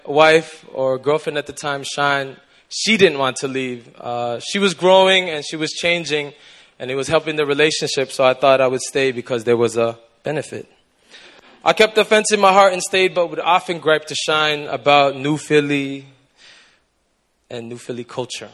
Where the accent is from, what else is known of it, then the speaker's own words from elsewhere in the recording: Toronto, Ontario, Canada; moved away as an adult; now in Busan, South Korea; I'm from Toronto, Canada, but I've been living in Busan for about 5 years now